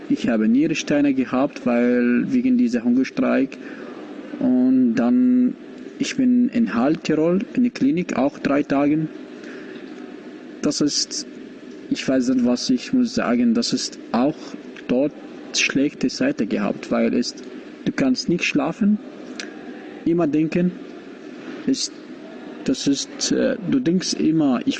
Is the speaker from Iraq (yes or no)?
yes; Iraq; German is a second language; ich komme aus dem Irak.